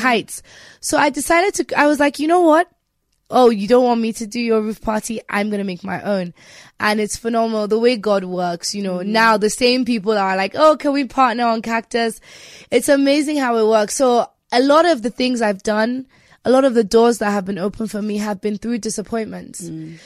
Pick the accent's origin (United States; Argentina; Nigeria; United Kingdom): Nigeria; me being Nigerian